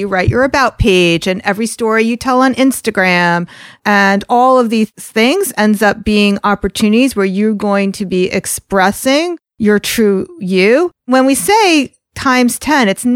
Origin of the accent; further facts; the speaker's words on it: New York, United States; accent: New York; I'm Jewish and I have this New York accent